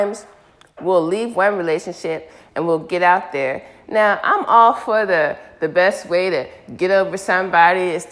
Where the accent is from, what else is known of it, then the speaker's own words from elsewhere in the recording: United States; I'm African American